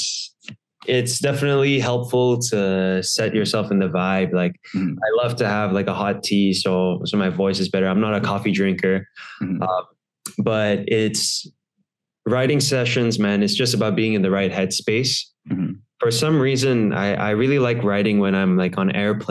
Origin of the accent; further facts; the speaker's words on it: Singapore; also born or lived in United States; I grew up in Singapore, and so I had to do the army over here.